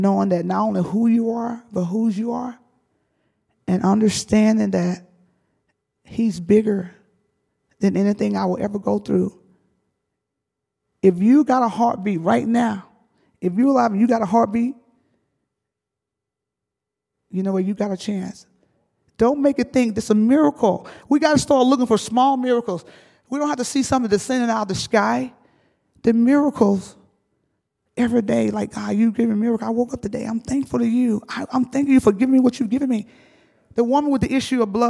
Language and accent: English; the South, United States; I grew up in the South. I grew up in a field.